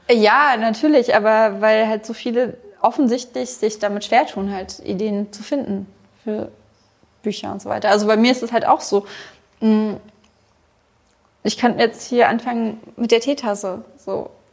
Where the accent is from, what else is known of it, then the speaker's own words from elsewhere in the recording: Berlin, Germany; ich komme halt aus Ostberlin und da sagt man Viertel elf.